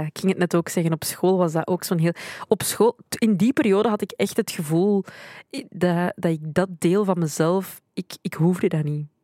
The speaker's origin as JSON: {"language": "Dutch", "country": "Belgium", "tie": "born or raised there", "said": "ik ben in België geboren, dus ik zie België altijd wel als, het, als mijn thuisland, denk ik dus ik, ik, ben, ik, ik ben hier opgegroeid"}